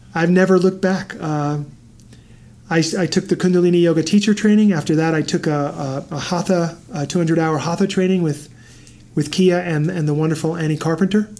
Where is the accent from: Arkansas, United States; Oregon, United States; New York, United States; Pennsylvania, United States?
New York, United States; New York City; moved away; I grew up in New York City